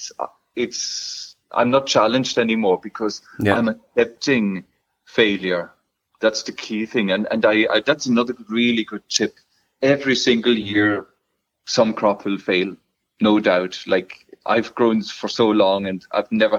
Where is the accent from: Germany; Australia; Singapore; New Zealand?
Germany; now in Ireland; I'm German by birth